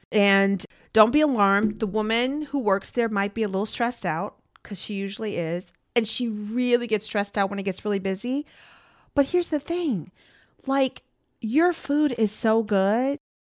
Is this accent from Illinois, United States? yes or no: yes; Chicago, Illinois, United States; I'm from Chicago